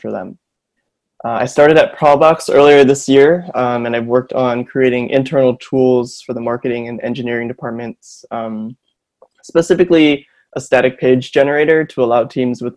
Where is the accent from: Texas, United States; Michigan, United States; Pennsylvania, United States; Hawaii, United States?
Hawaii, United States; Honolulu; moved away as an adult; now in Berkeley, United States; I'm from Honolulu, Hawaii. I was born and raised there, went to school there, did high school there, and I'm now out here in Berkeley